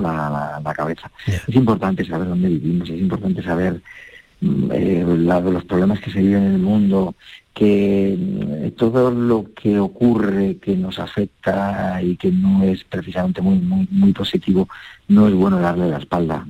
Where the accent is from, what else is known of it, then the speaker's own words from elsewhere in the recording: Logroño, La Rioja, Spain; moved away; en mi tierra, donde nací, en Logroño